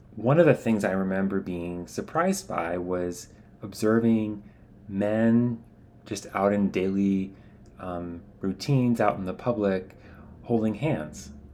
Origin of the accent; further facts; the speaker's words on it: United States; as an American, I grew up learning to value physical distance between men